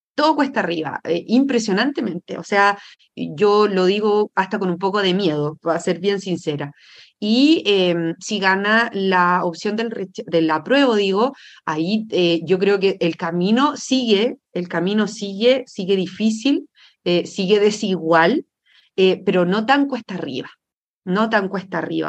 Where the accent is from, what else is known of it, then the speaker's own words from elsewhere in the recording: San Antonio, Valparaíso, Chile; now in Santiago, Chile; yo nací, y crecí en San Antonio, un puerto pequeño, bueno, el, uno de los puertos más grandes de Chile